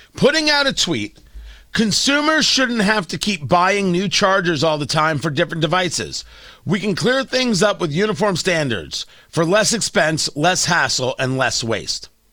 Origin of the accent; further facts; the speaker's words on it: New Jersey, United States; growing up in Jersey